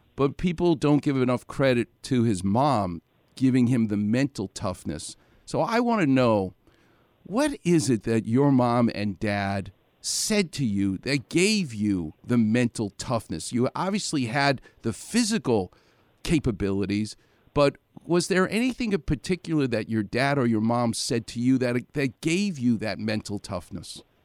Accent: New York, United States; as a Jewish guy growing up in New York

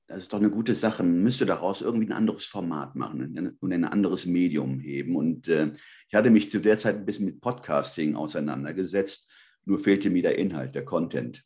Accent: Germany; also born or lived in Spain (ancestry); Ich bin Spanier. Ich sage immer zweite Hand. Also ich bin hier aufgewachsen, meine Eltern sind ja in den 60er Jahren rübergekommen.

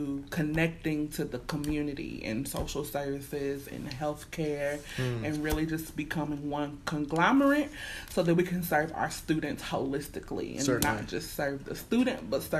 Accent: Louisville, Kentucky, United States; I was born and raised in Louisville. West Louisville particularly

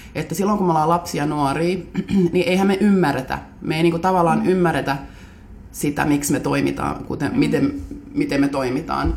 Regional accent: Helsinki, Uusimaa, Finland; olen Munkkiniemestä kotoisin

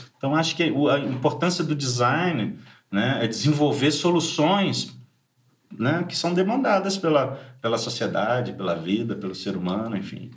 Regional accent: Rio de Janeiro, Brazil; moved away as an adult; also born or lived in France

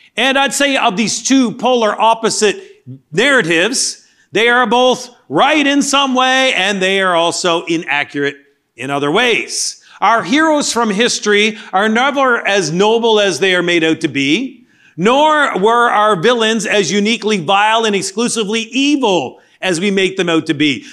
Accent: Canada; moved away; Growing up in Canada, much of the history was learning about the colonialists

